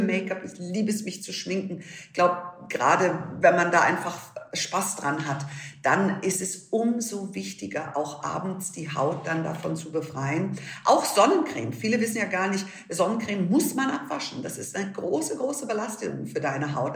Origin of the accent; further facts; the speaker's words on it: Munich, Bavaria, Germany; bei uns in München